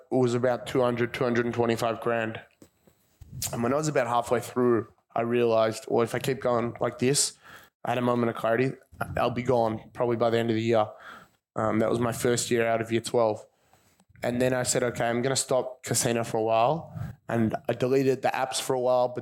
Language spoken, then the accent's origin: English; Caulfield, Victoria, Australia; I grew up just around here. I grew up in Caulfield.